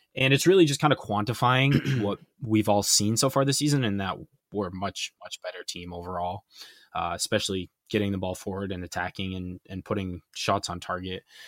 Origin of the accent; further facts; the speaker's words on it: United States; as an American